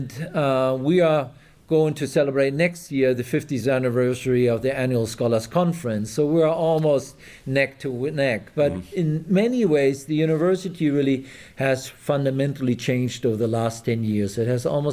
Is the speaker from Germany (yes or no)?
yes; Germany; English is a second language; moved away as an adult; now in Texas, United States; you probably will have noticed by my absent Texan accent that I'm originally from Germany. When I grew up in Germany